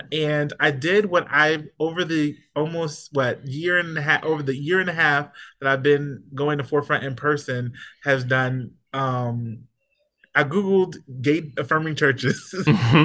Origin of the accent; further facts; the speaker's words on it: Houston, Texas, United States; now in New York City, United States; I'm from South Texas, from Houston